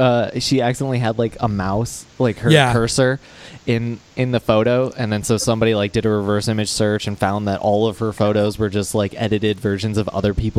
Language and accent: English; Virginia, United States; born or raised there; also born or lived in Buffalo, New York; now in Hagerstown, United States